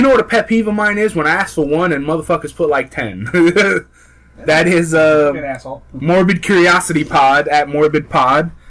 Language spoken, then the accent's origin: English; New York, United States; We're from New York. We don't really drink sweet tea.